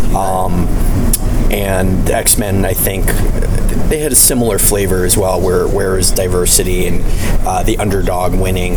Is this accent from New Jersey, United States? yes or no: yes; New Jersey, United States; also born or lived in Canada; I, I, grew up in the states. Um, I mean, I am Canadian, but I, I, grew up mainly in the states and New Jersey, to be specific